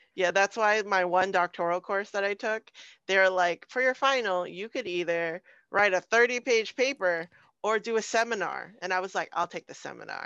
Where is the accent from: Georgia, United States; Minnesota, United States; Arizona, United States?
Arizona, United States; Phoenix; I'm from South Phoenix.